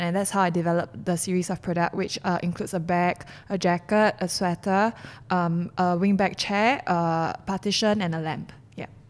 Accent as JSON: {"language": "English", "country": "Singapore", "said": "I'm a Singaporean and Singaporeans are known to be foodies"}